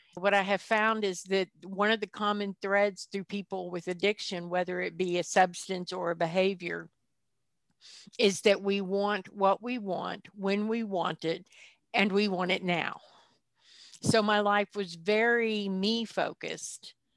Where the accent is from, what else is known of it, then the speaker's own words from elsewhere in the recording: the South, United States; culturally, I come from the South